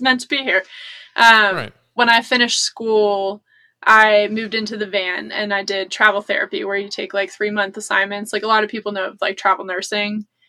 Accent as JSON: {"language": "English", "country": "United States", "tie": "born or raised there", "said": "I grew up near the Appalachian Trail"}